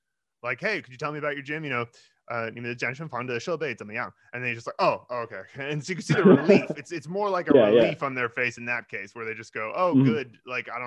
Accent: United States; moved away as an adult; now in China; I'm from America

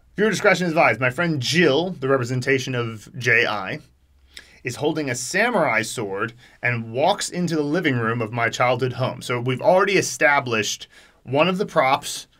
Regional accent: United States; as an American

